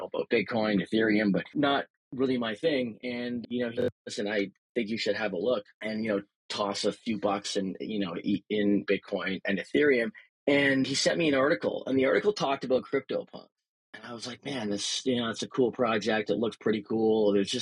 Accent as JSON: {"language": "English", "region": "Ontario", "country": "Canada", "tie": "born or raised there", "said": "Barcella comes from the street that I grew up on in Ontario"}